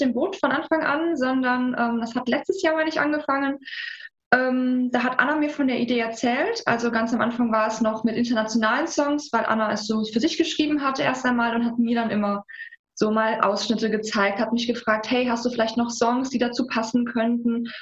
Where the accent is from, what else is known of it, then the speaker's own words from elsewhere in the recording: Saarland, Germany; wir sind beide Saarländer.